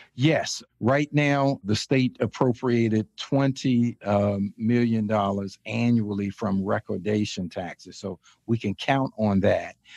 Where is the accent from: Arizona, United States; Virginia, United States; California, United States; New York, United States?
Virginia, United States; Chesapeake; also born or lived in Richmond, Virginia; ended up coming back to my hometown in Chesapeake, Virginia, as city manager